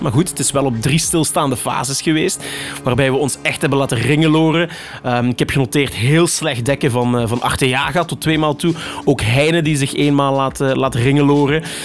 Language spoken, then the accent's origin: Dutch; Limburg, Flanders, Belgium; als een echte Limburger